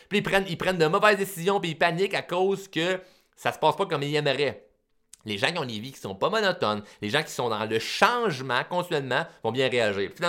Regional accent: Repentigny, Quebec, Canada; Euh, je suis né à Repentigny. Euh, je me suis fait baptiser à Repentigny. Je me suis. J'ai étudié à Repentigny.

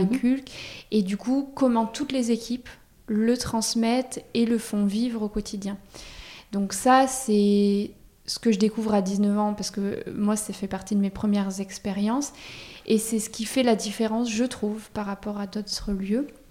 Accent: Auvergne-Rhône-Alpes, France; moved away as an adult; now in Bordeaux, France; moi, je suis pas du tout de la région, je suis d'Auvergne. Je débarque à Bordeaux pour mes études

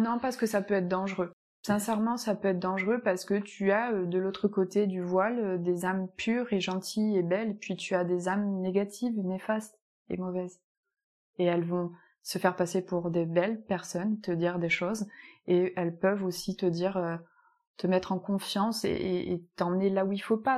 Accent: Picardy, Hauts-de-France, France; moved away as an adult; also born or lived in Nice / Landes; now in Capbreton, France; je suis de Picardie, du Nord

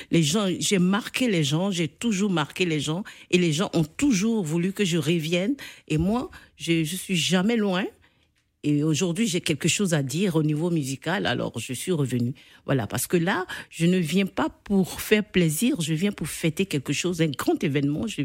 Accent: Côte d’Ivoire; Vous pensez peut-être que la musique. Euh, ivoirienne, parce que je suis ivoirienne, évolue

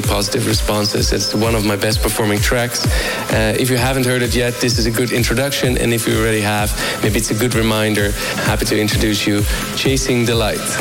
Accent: Rotterdam, South Holland, Netherlands; I'm from the Netherlands, Rotterdam City

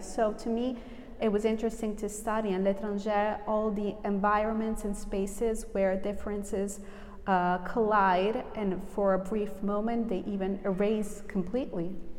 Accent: Southern Italy, Italy; also born or lived in New York, United States; I was a little kid. Uh, I moved from New York to a little town in southern Italy with my mother.

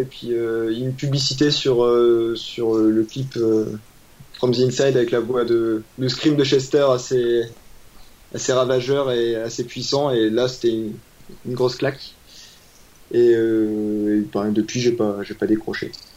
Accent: Lille, Hauts-de-France, France; je suis de la région du nord donc euh, de Lille.

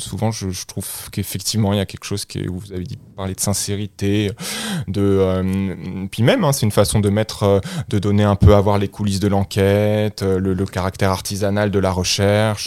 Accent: France; moved away as an adult; now in Liège, Belgium; je, suis de nationalité française. J'ai grandi en France et j'ai fait mes études en France

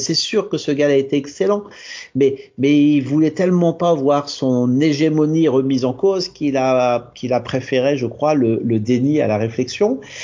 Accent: Normandy, France; Chez moi en Normandie

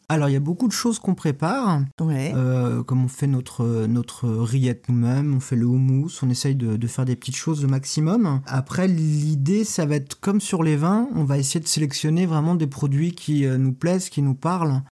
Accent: Lorient, Brittany, France; also born or lived in Quimper / Saint-Nazaire; je suis né à, Quimper, mais j'ai grandi à Lorient. J'ai été de l'école primaire au collège euh, à Lorient.

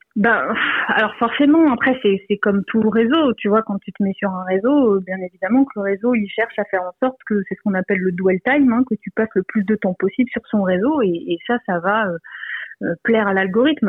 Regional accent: Lille, Hauts-de-France, France; je suis de Lille

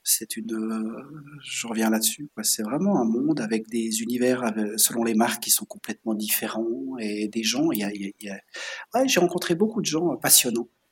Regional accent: Switzerland; also born or lived in La Chaux-de-Fonds; j'ai grandi en Suisse. Et ce qu'on doit savoir, c'est que je, viens de la région de la montagne, en mhm. Suisse, de l'altitude

